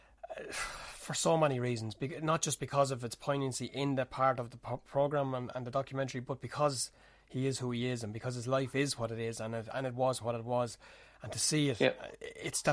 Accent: Ireland; growing up in the South here

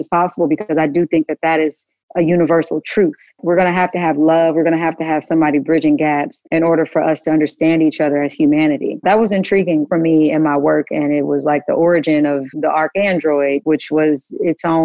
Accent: Kansas, United States; moved away; my world growing up in Kansas

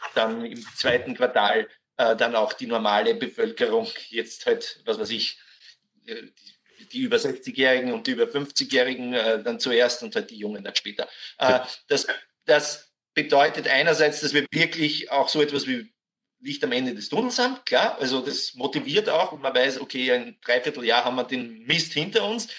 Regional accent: Austria

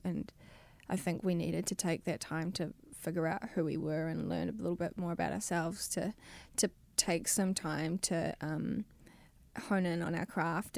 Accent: New Zealand; moved away as an adult; now in Los Angeles, United States; I was twenty-one when I moved from New Zealand.

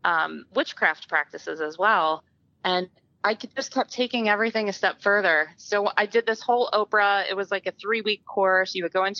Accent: Philadelphia, Pennsylvania, United States; I'm from the Philadelphia area, and we lived near a creek called Cobbs Creek

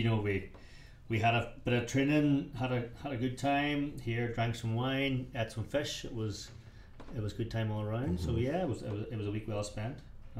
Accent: West Tyrone, Northern Ireland, United Kingdom; accent: West Tyrone; You're stuck with my West Tyrone accent

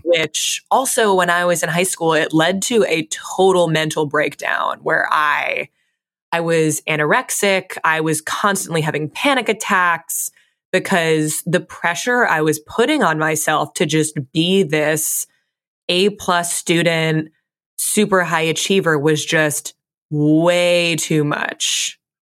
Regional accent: Fairfield, Connecticut, United States; I grew up in Fairfield, Connecticut

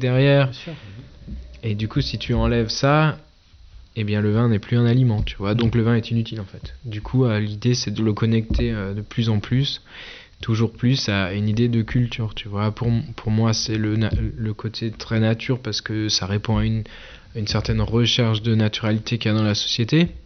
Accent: Eguisheim, Grand Est, France; on est une famille, on est là depuis la fin de la guerre de 30 ans

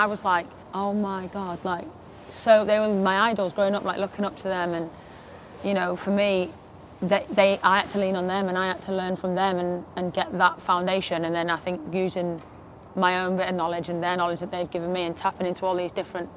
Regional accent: Harrogate, Yorkshire and the Humber, United Kingdom; accent: thick accent; moved away as an adult; I'm from Harrogate, so it's just a small town

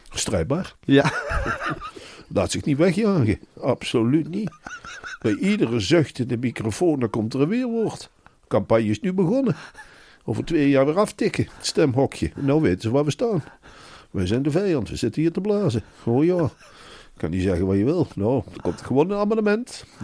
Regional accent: Limburg, Netherlands; born there; Ik ben gewoon geboren in Limburg.

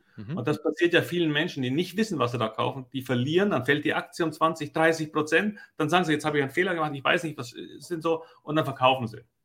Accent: Germany; bei uns in Deutschland

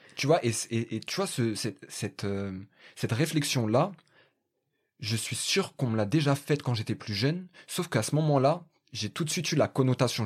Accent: Paris, Île-de-France, France; je suis du 19e arrondissement de Paris

